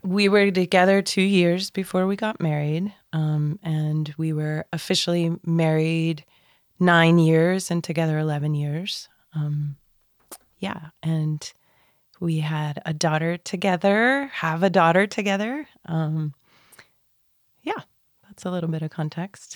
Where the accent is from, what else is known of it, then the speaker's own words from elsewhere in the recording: United States; moved away as an adult; also born or lived in Netherlands; I am American